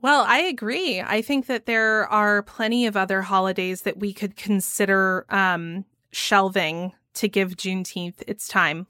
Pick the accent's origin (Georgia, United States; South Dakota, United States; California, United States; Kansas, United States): Georgia, United States; growing up in Georgia